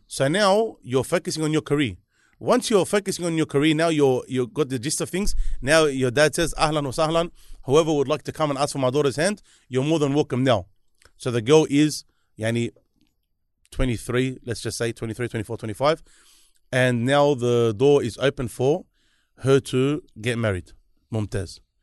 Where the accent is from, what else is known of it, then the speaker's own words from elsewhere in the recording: Sydney, New South Wales, Australia; he smashes me from being from Liverpool